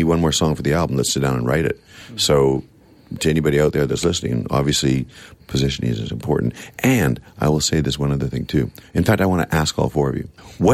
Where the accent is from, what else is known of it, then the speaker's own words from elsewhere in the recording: Victoria, British Columbia, Canada; I'm from Victoria, too